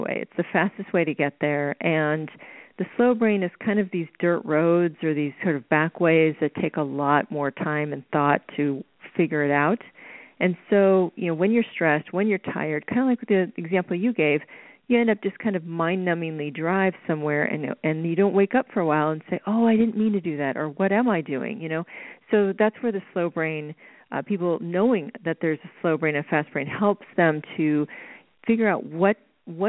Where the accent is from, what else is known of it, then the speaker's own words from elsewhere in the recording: Oklahoma, United States; growing up in Oklahoma